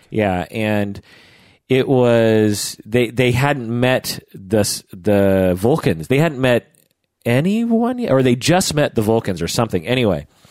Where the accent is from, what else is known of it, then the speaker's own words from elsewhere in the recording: Issaquah, Washington, United States; I grew up near Issaquah